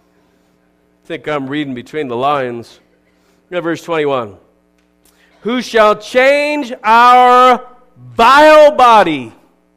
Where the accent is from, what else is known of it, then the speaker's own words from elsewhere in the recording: United States; I'm an American